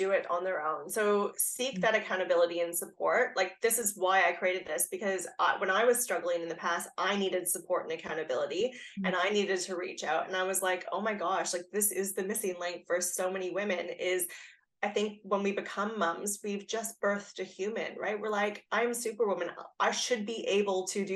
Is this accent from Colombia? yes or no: no; Canada; now in Australia; I'm Canadian, but I've lived here for a long time